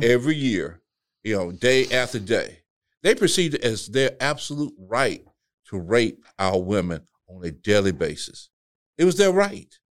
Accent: the South, United States; we grew up in the South

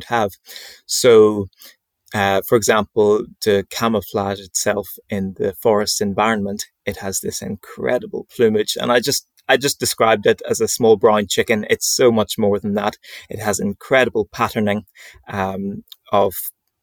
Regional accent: Northern Ireland, United Kingdom; near my home where I grew up in Northern Ireland, near to Loch Ness

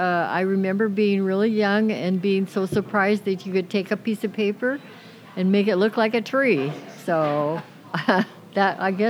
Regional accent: Seattle, Washington, United States; also born or lived in Kirkland, Washington; now in Camano Island, United States; I grew up in Seattle, went to Roosevelt High School.

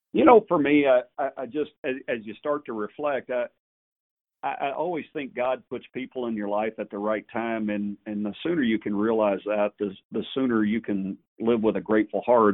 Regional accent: Gilmer, Texas, United States; I grew up in Gilmer

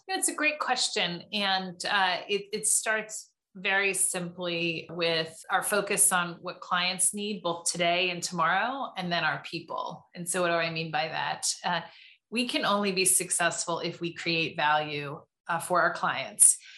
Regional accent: Tustin, California, United States; I grew up in Southern California, in Tustin, California

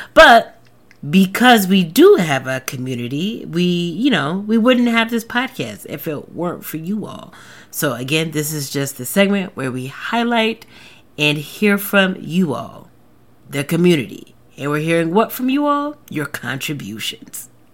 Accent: the South, United States; I am from the South. I've lived in the South my whole life

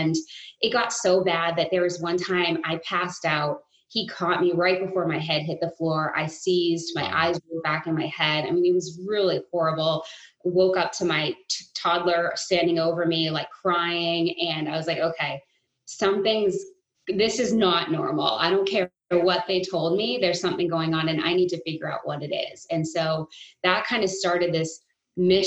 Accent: New England, United States; growing up in New England

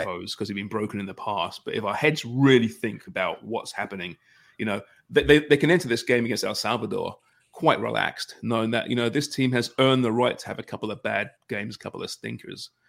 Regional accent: Canada; us polite Canadians

